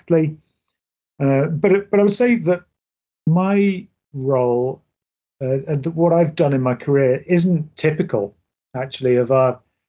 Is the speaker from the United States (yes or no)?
no; England, United Kingdom; now in Scotland, United Kingdom; I'm originally from England